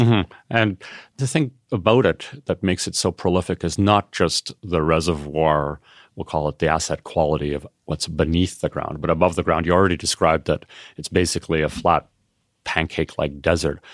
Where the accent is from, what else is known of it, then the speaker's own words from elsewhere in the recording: Canada; as a Canadian